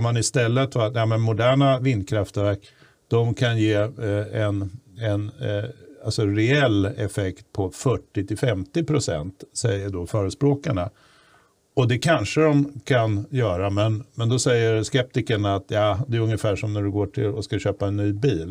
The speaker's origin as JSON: {"language": "Swedish", "town": "Stockholm", "region": "Stockholm County", "country": "Sweden", "tie": "born or raised there", "said": "i Bromma där jag växte upp"}